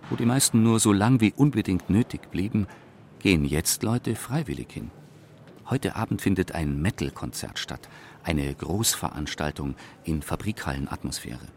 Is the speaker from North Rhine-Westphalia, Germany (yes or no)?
no; Würzburg, Bavaria, Germany; now in Munich, Germany; Geboren in Unterfranken, aufgewachsen in Würzburg. In den 70er Jahren nach München gekommen, direkt in den Euro-Industriepark.